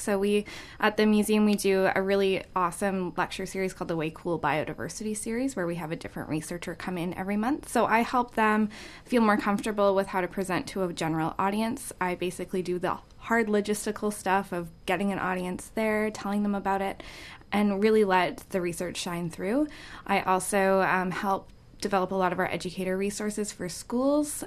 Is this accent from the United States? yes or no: no; Edmonton, Alberta, Canada; moved away as an adult; now in Vancouver, Canada; I am from Edmonton as well.